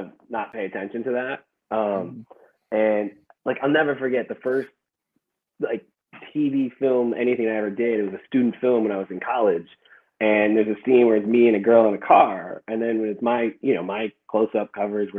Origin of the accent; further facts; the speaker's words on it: Chicago, Illinois, United States; I was from Chicago